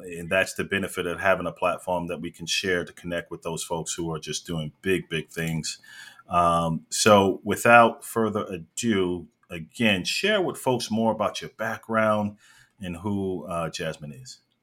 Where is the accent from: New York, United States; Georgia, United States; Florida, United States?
New York, United States; I'm originally from New York.